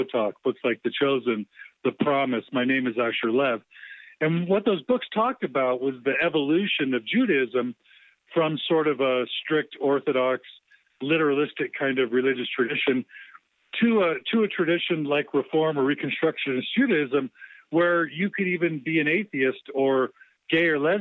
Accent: Houston, Texas, United States; I was raised Mormon in Houston

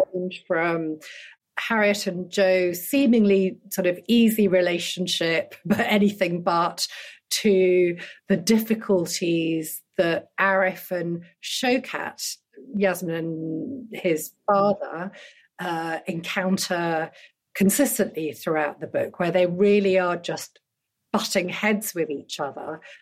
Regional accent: United Kingdom; born or raised there; also born or lived in Dhaka, Bangladesh

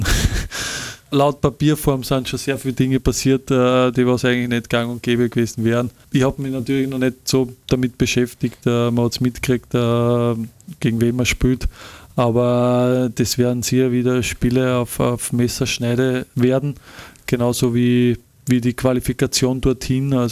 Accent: Linz, Upper Austria, Austria; man ist stolz als, als Linzer, als, als Mühlviertler, da einfach für seinen Verein spielen zu dürfen

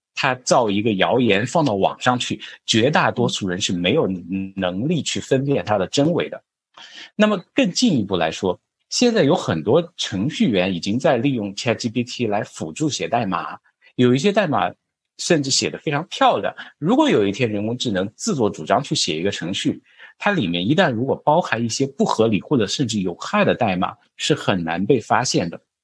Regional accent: China; 我们中国人改革开放时代经常听到的一句话

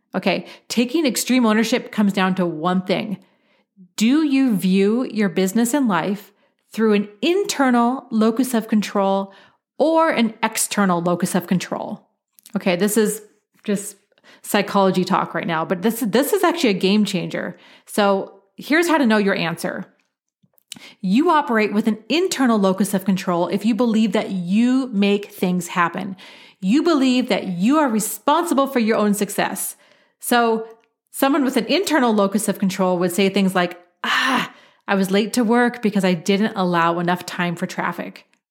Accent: Portland, Oregon, United States; I grew up in Portland, Oregon, where it, it rains a lot

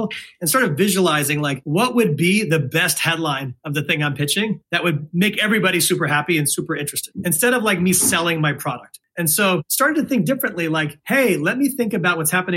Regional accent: West Virginia, United States; moved away as an adult; also born or lived in Philadelphia; I grew up in West Virginia as one of the few Sikh families there

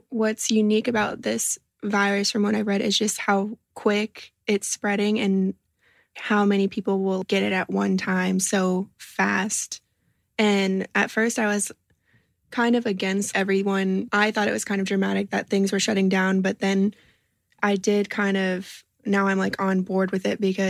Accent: Florida, United States; I'm from Florida.

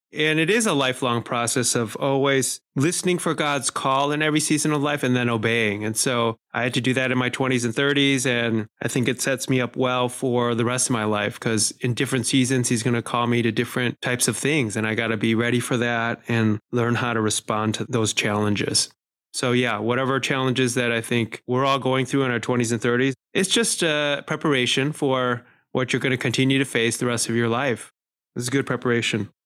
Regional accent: Chicago, Illinois, United States; I was born and raised in Chicago. That's where our family lived for all of my childhood

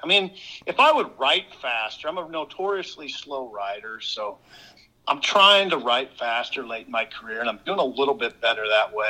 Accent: Columbus, Nebraska, United States; I was a kind of a weird little kid in Columbus

